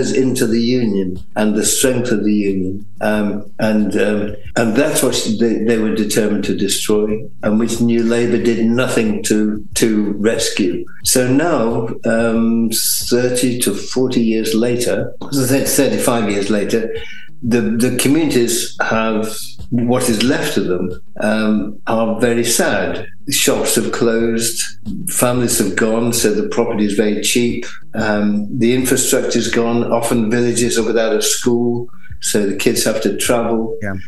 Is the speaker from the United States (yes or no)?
no; the Midlands, England, United Kingdom; I'm from the Midlands